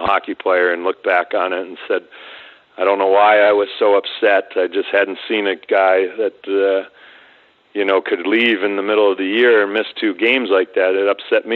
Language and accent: English; Connecticut, United States; I grew up in Connecticut, like I said, playing hockey through public schools all the way up through high school my sophomore year